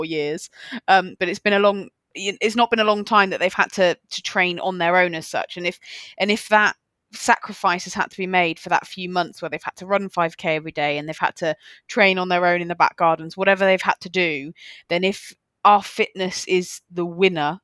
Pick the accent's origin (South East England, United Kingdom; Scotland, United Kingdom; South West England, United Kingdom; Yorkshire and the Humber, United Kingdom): South West England, United Kingdom; Somerset; I'm from Somerset